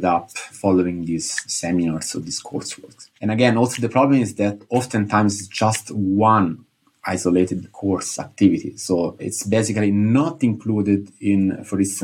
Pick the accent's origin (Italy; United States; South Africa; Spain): Italy; moved away as an adult; also born or lived in Nijmegen; I'm from Italy